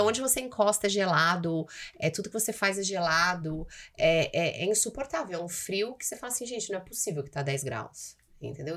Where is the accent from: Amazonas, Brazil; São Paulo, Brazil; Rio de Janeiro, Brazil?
São Paulo, Brazil; moved away as an adult; now in Toronto, Canada; Meu pai é de São Paulo mesmo, cresci, criada em São Paulo, capital